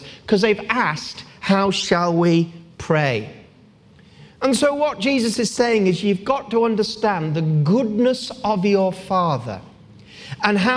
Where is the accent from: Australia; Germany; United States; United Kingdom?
United Kingdom; Gateshead, North East England; I was born in Gateshead